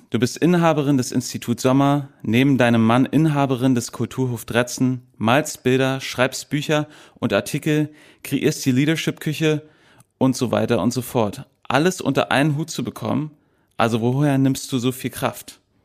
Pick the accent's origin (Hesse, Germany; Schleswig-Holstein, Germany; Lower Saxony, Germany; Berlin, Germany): Berlin, Germany; accent: American; Ich bin mhm. auch zweisprachig aufgewachsen hier in Berlin